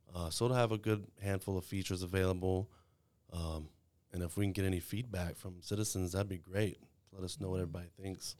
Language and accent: English; Waco, Texas, United States; also born or lived in El Paso; I was born here in Waco